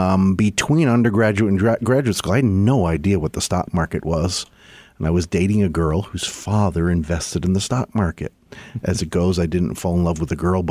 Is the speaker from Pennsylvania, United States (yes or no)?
yes; Pennsylvania, United States; I grew up in Pennsylvania.